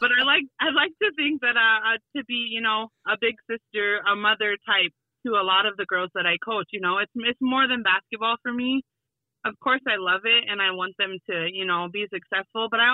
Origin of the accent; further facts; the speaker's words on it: Wolf Creek, South Dakota, United States; also born or lived in Pine Ridge, South Dakota; I grew up next door to Wolf Creek School